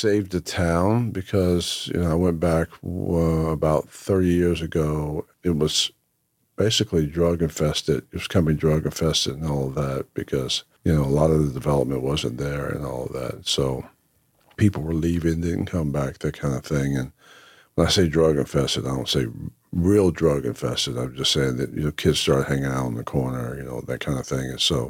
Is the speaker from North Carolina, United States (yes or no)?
yes; Lake Waccamaw, North Carolina, United States; And we're from Lake Waccamaw, North Carolina. Came up from there, Columbus County. And so a lot of relatives are from that place.